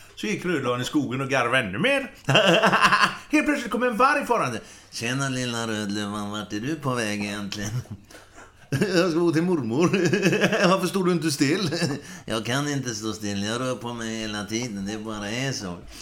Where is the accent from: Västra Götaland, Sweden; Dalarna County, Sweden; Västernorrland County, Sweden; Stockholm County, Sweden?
Västra Götaland, Sweden; Gothenburg; vi bodde där på Fjäringsgatan. Hisingen